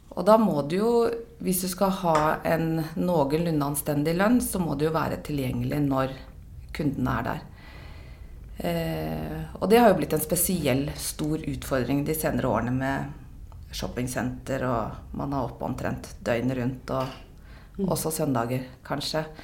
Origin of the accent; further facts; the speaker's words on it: Oslo, Norway; Jeg er fra Oslo, bor i Oslo. 54 år.